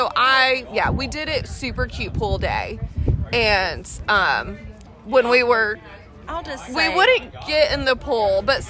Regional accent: Fort Worth, Texas, United States; moved away as an adult; now in Houston, United States; I come from Fort Worth. I grew up 10 minutes outside of downtown Fort Worth, Stockyards, Cowtown, downtown Fort Worth, love it so much.

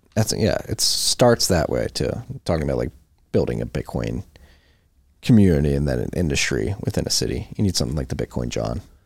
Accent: Philadelphia, Pennsylvania, United States; we're both from Philadelphia

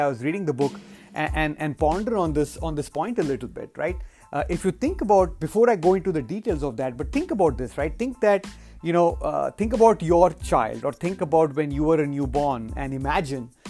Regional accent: India; moved away; when I was growing up in India

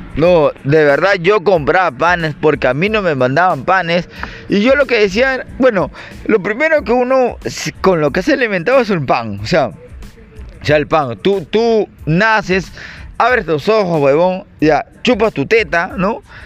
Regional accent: Peru

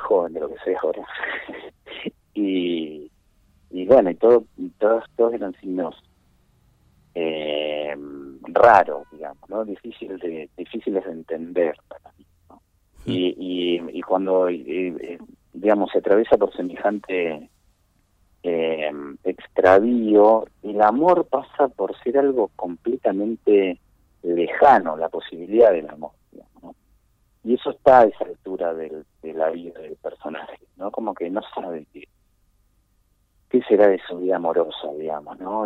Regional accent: Esperanza, Santa Fe, Argentina; en ese mismo pueblo, en Esperanza, que es un pueblo que queda, eh, digamos, en la es la pampa gringa Santa santafesina

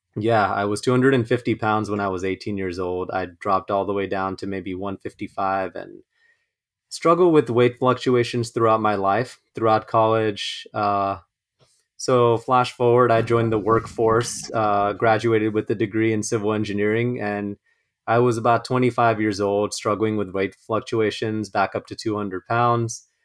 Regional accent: Los Angeles, California, United States; I was born and raised in Los Angeles, uh, first generation

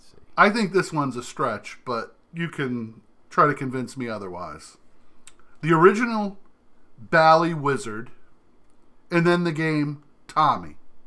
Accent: New Jersey, United States; Remember, I grew up in New Jersey.

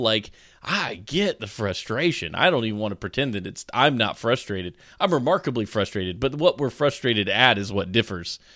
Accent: United States; now in North Carolina, United States; as an American who grew up appreciating the American flag and going to rodeos

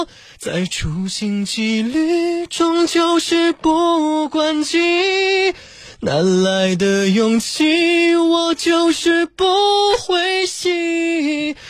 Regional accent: Yancheng, Jiangsu, China; also born or lived in Xiangshui; 我从我是小时候生下来一个月之后就来到盐城了，因为我爸爸当时在盐城师范学院教过书。

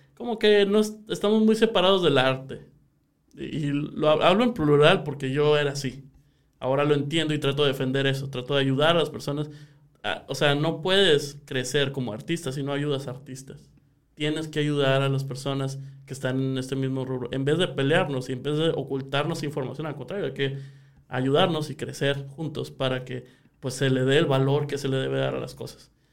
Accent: Sonora, Mexico

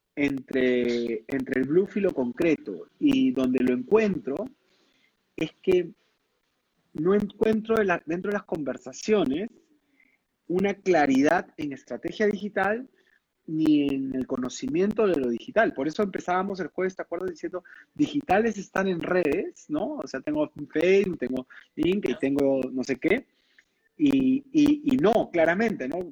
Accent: Peru; also born or lived in London; como buenos peruanos

